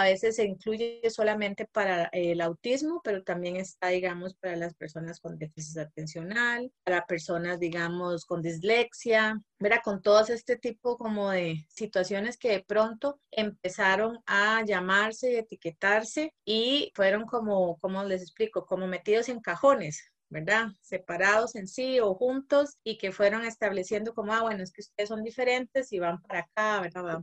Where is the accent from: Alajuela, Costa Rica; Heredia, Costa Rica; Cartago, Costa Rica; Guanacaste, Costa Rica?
Guanacaste, Costa Rica; moved away as an adult; also born or lived in San José; now in Moravia, Costa Rica; yo soy de Guanacaste, ¿verdad? Que me vine hace años para San José desde la universidad. Entonces ya estoy pasando el límite más bien de ser más josefina que guanacasteca.